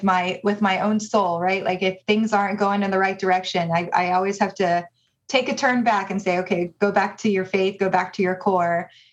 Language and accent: English; Dallas, Texas, United States; moved away as an adult; also born or lived in Michigan; now in Providence, United States; I am originally from Dallas, Texas, born and raised, and moved here after I finished my graduate studies at the University of Michigan